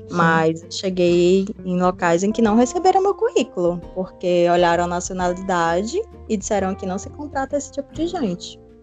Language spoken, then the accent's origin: Portuguese; Limoeiro do Norte, Ceará, Brazil; moved away as an adult; now in Lisbon, Portugal; também sou do Ceará, também sou brasileira, de Limoeiro do Norte